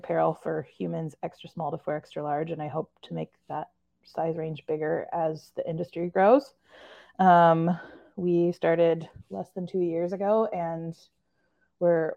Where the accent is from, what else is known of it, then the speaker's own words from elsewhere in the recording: Corvallis, Oregon, United States; I grew up in Corvallis, Oregon.